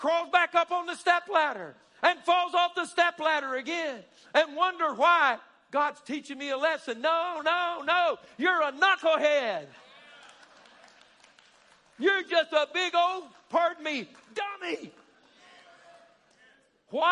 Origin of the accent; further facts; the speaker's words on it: Alabama, United States; We're a bunch of good old boys and good old girls. We're from Alabama.